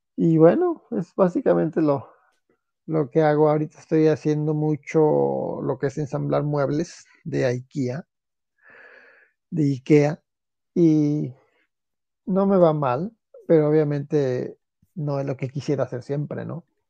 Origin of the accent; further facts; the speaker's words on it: Celaya, Guanajuato, Mexico; moved away as an adult; de Celaya, Guanajuato, que en esos tiempos era una ciudad sana, libre y tranquila